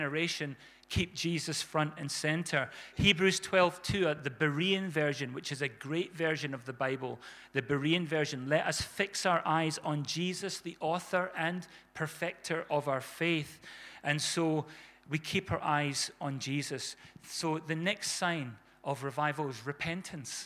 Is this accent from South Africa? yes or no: yes; South Africa; when we were kids growing up in South Africa